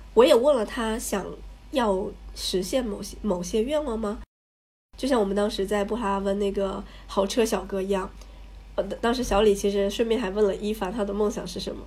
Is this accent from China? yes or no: yes; China; 我是中国人